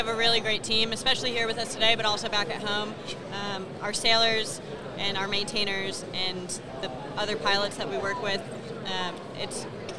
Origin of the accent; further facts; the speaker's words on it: Albuquerque, New Mexico, United States; I'm from Albuquerque.